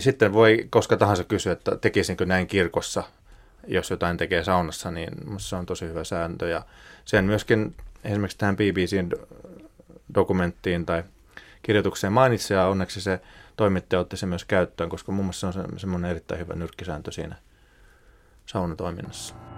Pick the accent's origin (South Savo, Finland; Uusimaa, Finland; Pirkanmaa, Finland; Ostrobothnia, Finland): Ostrobothnia, Finland; Pohjanmaalta, mistä itse olen kotoisin